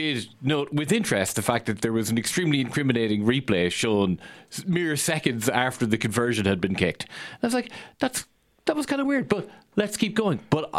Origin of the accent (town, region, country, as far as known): Ireland